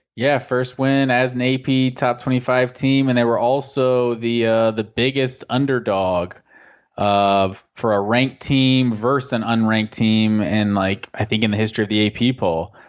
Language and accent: English; Gwinnett County, Georgia, United States; I went to Collins Hill District, like, elementary school, and then I, uh, went to North Gwinnett